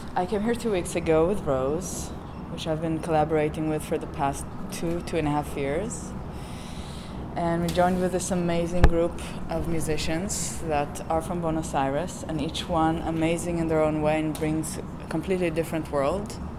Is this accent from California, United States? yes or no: no; New York, United States; I am from New York, from Brooklyn